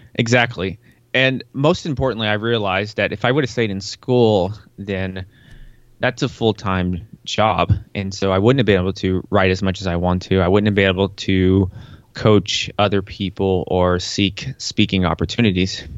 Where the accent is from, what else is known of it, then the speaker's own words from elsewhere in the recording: Tennessee, United States; I was born in Tennessee